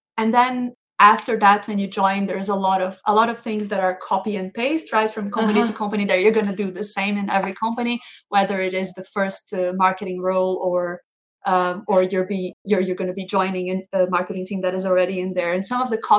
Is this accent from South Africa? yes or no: no; Brazil; moved away as an adult; now in Denmark; I am from Brazil, but I have been working across the globe for the past 10 years